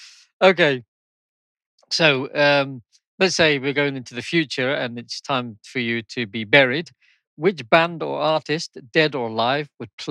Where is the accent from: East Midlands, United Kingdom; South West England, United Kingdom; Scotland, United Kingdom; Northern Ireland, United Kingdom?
Scotland, United Kingdom; moved away; I'm originally from Scotland